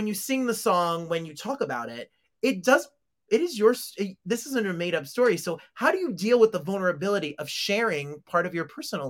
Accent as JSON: {"language": "English", "region": "New Jersey", "country": "United States", "tie": "born or raised there", "said": "I grew up in Jersey."}